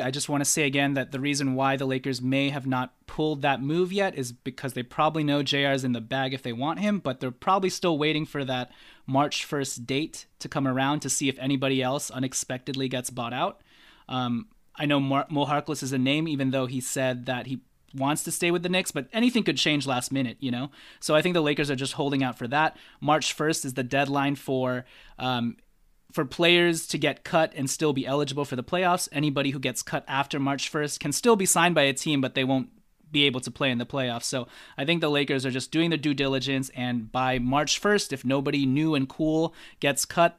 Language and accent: English; Philippines; I'm Filipino, okay? I mess up idioms a lot.